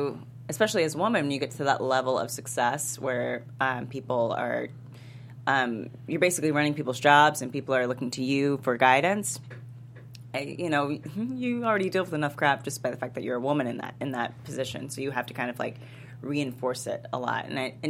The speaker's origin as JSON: {"language": "English", "town": "Houston", "region": "Texas", "country": "United States", "moved": "yes", "said": "I'm from Houston."}